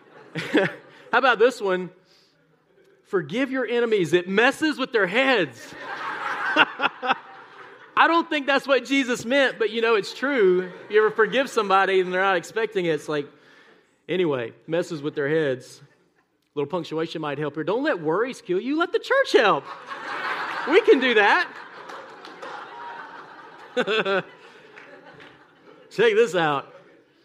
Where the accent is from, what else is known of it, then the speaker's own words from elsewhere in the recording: South Mississippi, United States; now in Birmingham, United States; I was raised in South Mississippi, tiny small town